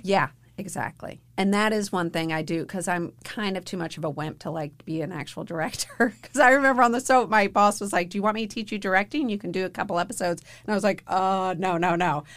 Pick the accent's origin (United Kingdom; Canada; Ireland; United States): United States; Louisville, Kentucky; moved away; I was raised in Louisville